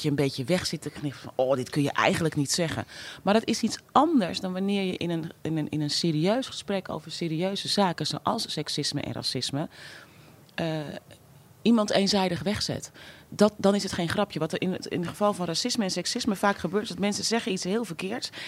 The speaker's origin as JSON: {"language": "Dutch", "town": "Amsterdam", "region": "North Holland", "country": "Netherlands", "tie": "born or raised there", "said": "ik ben opgegroeid in Amsterdam-West"}